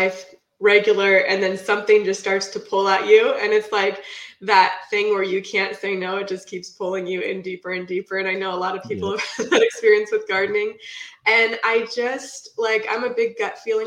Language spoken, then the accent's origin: English; Puget Sound area, near Seattle, Washington, United States; now in Vancouver, United States; I live in Vancouver right now, right by Portland, Oregon. I've been here for like almost 20 years, but I'm from the Puget Sound area, up by Seattle